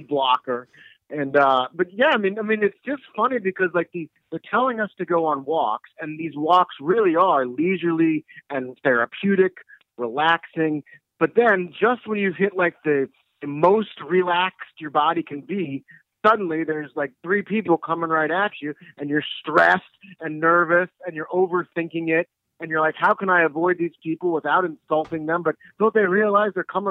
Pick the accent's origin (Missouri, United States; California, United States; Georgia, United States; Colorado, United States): Missouri, United States; St. Louis; moved away as an adult; also born or lived in New Orleans / Denver; I'm actually from St. Louis, but I moved away. I wrote for the New Orleans paper and the Denver paper, and I came back in the summer of 2015